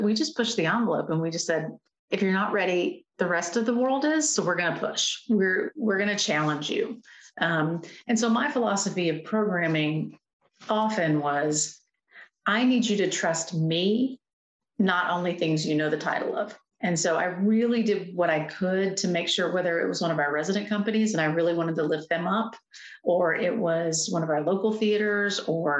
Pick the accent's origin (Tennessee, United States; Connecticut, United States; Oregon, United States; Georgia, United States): Tennessee, United States; Nashville; being born and raised here and watching the city change and grow